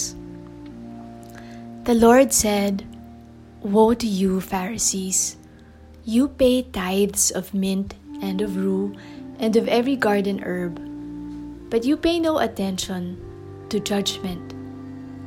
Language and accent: English; Metro Manila, Philippines; I am from the Philippines, from Metro Manila.